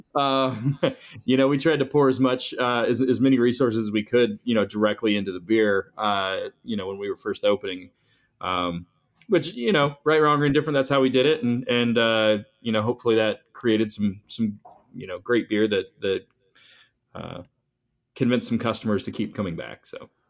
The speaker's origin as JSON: {"language": "English", "region": "northern Colorado", "country": "United States", "tie": "born or raised there", "said": "we grew up in Colorado and grew up in northern Colorado"}